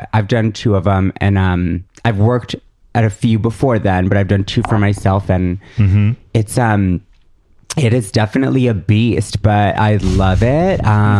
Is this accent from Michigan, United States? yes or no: no; Madison, Wisconsin, United States; moved away; also born or lived in Milwaukee; I grew up in Madison. Which is a beautiful liberal bubble of mm-hmm. Wisconsin.